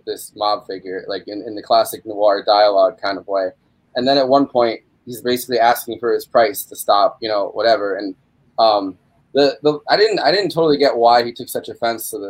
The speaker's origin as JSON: {"language": "English", "town": "New Paltz", "region": "New York", "country": "United States", "tie": "born or raised there", "said": "growing up in New Paltz"}